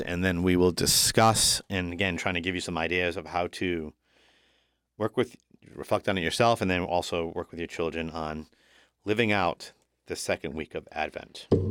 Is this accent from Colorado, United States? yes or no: no; Woonsocket, Rhode Island, United States; This is my hometown. Born in Bread, the great city of Woonsocket